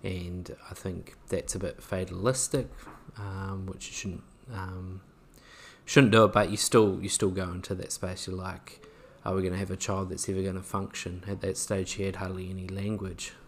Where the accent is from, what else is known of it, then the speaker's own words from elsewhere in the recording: New Zealand; maybe being a Kiwi